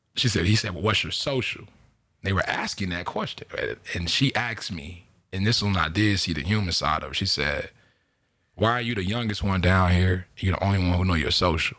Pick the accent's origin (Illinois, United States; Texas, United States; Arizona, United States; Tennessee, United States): Illinois, United States; Chicago; moved away as an adult; also born or lived in Mississippi / Beaver Dam, Wisconsin; now in California, United States; I'm from Chicago. Uh, moved here exactly February fifth, two thousand fourteen